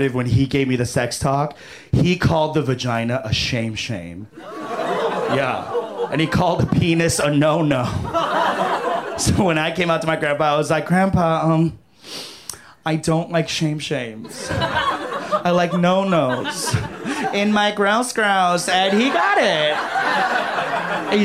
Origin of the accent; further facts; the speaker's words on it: New York, United States; also born or lived in Chicago; now in Los Angeles, United States; I came here from Chicago, but I'm originally from New York